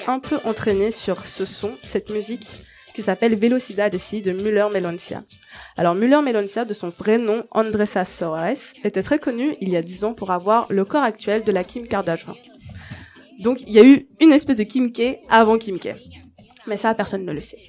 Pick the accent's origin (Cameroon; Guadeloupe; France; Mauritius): Mauritius; moved away; Je viens de l'île Maurice